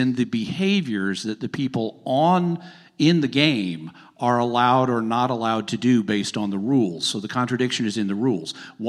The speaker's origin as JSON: {"language": "English", "region": "the South", "country": "United States", "said": "I'm from the South. That's not going to work."}